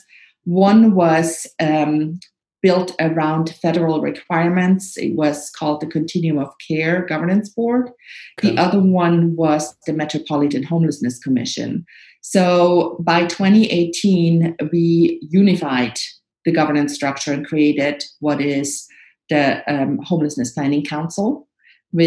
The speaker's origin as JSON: {"language": "English", "country": "Switzerland", "tie": "born or raised there", "moved": "as an adult", "lives_now": "Nashville, United States", "said": "I grew up in Switzerland, came over here to Nashville to study journalism and political science"}